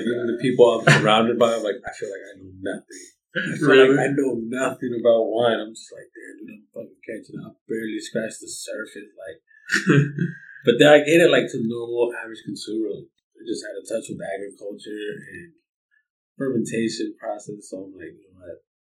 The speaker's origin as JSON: {"language": "English", "town": "Los Angeles", "region": "California", "country": "United States", "tie": "born or raised there", "said": "I was born and raised in Los Angeles, you know, part of the public school system."}